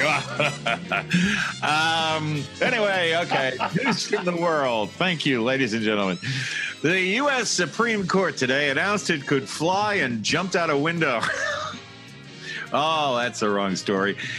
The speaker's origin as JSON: {"language": "English", "town": "Boston", "region": "Massachusetts", "country": "United States", "tie": "born or raised there", "also_born_or_lived": "Needham, Massachusetts", "said": "when I was growing up in Boston"}